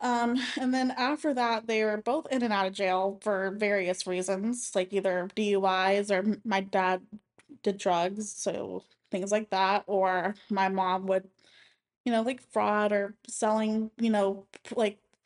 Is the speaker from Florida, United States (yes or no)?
yes; Lakeland, Florida, United States; I'm from Lakeland my whole life